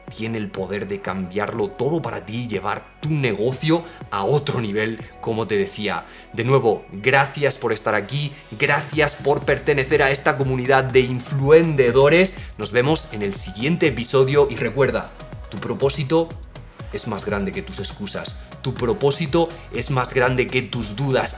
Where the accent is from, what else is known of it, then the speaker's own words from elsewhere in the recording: Region of Murcia, Spain; soy de Murcia o soy de un pueblo muy pequeño de Murcia